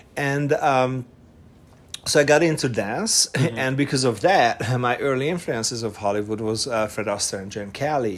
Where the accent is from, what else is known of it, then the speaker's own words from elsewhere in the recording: Budapest, Hungary; English is a second language; moved away as an adult; also born or lived in Eger, Hungary; now in United States; I was born in Budapest, uh, Hungary I was raised in Eger, which is a north uh, eastern town in in Hungary, and then from seven we moved to Budapest, and I was I was there until I was nineteen.